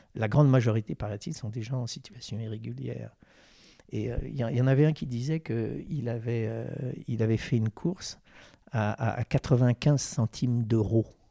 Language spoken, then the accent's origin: French; Versailles, Île-de-France, France; je suis né à Versailles